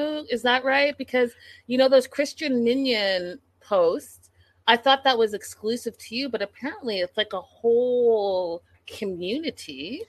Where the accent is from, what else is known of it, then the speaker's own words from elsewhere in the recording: Canada; And then, you know, I'm Canadian, so I'm very familiar with Flair